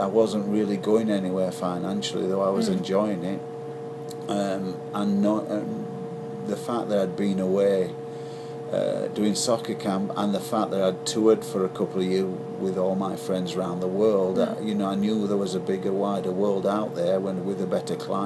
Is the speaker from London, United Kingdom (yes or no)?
no; Barnsley, Yorkshire and the Humber, United Kingdom; moved away as an adult; also born or lived in Leeds; now in United States; my youth growing up in Barnsley